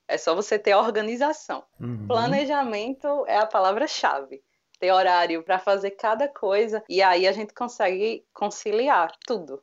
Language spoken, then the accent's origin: Portuguese; Palmeira dos Índios, Alagoas, Brazil; moved away as an adult; now in Maceió, Brazil; Eu, eu, eu sou de Palmeira dos Índios, que é hum. agreste de Alagoas